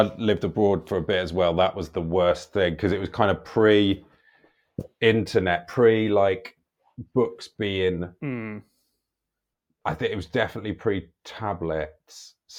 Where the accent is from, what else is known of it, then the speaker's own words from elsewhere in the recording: London, United Kingdom; I was from London.